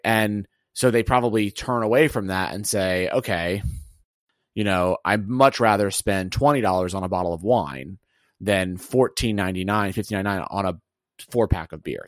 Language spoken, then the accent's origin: English; Alabama, United States; moved away; also born or lived in Atlanta / Connecticut; I'm from Alabama.